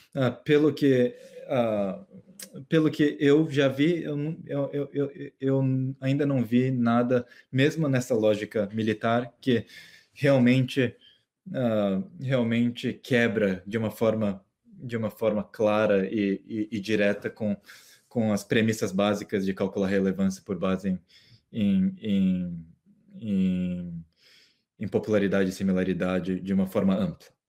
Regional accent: Mato Grosso do Sul, Brazil; no Mato Grosso do Sul. Ah, que, é, que é a região onde eu cresci

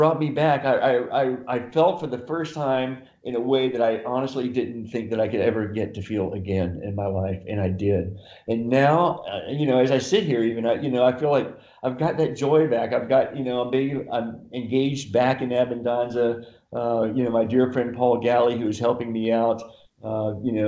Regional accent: Lexington, Kentucky, United States; also born or lived in San Diego, California / Solana Beach, California; now in Del Mar, United States; my hometown of Lexington, Kentucky

